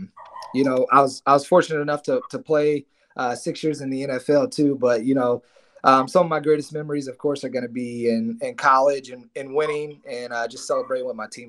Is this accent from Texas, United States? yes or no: no; North Carolina, United States; moved away as an adult; I'm from North Carolina, the South